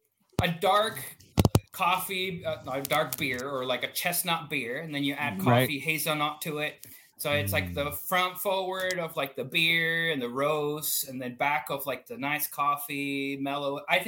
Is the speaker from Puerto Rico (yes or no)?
yes; Puerto Rico; moved away; I grew up in Puerto Rico